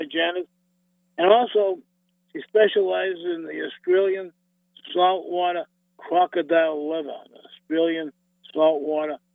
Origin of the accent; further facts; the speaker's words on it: East Coast, United States; I'm from the East